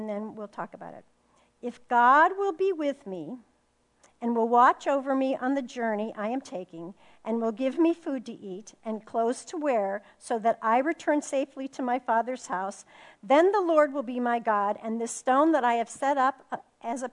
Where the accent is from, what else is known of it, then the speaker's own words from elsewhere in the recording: Phoenix, Arizona, United States; I'm from Phoenix, Arizona